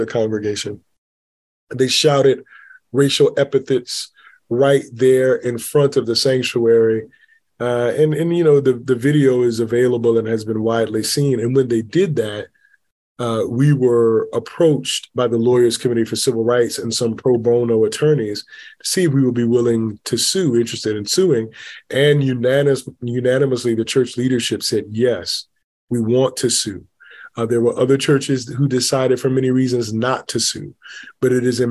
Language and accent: English; Macon, Georgia, United States; I grew up in Macon, Georgia